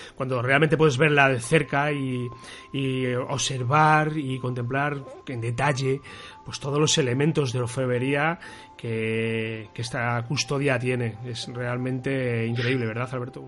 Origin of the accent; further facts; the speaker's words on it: Toledo, Castilla-La Mancha, Spain; nosotros que somos de Toledo